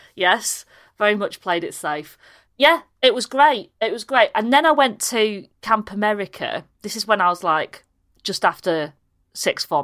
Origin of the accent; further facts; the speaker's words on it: Harrogate, Yorkshire and the Humber, United Kingdom; also born or lived in Leeds / Pannal; I was born in Leeds, but we, we went to school in Harrogate